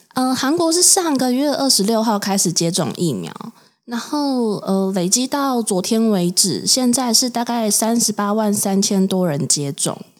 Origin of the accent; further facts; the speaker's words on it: Taoyuan, Taiwan; 台湾桃园